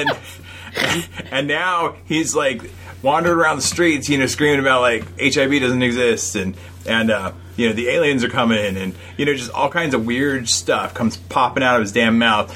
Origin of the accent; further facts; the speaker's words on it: Sacramento, California, United States; we were growing up in Sacramento